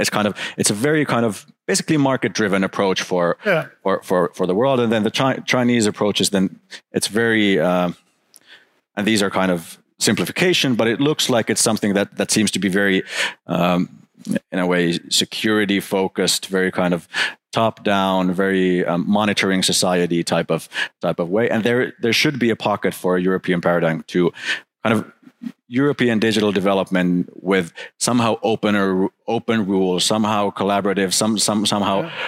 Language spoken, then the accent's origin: English; Finland; looking into my home country, looking into Finland